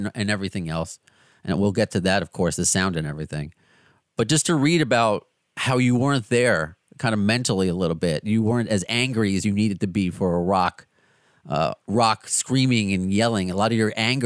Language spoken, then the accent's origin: English; Long Island, New York, United States; also born or lived in Brooklyn, New York / Cape Cod, Massachusetts; now in Queens, New York, United States; I like to say I'm from Brooklyn, even though I moved when I was 1 and a half. I don't know. It sounds better than being from Long Island.